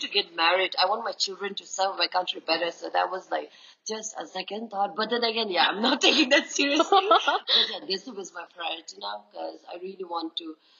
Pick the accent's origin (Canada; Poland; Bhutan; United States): Bhutan; I'm from Bhutan.